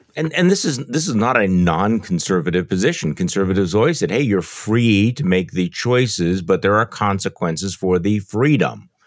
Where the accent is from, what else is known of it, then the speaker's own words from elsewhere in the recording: Wisconsin, United States; I'm from Wisconsin